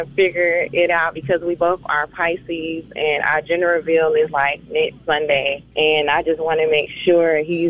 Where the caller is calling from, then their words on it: Atlanta, Georgia, United States; I'm calling from Atlanta.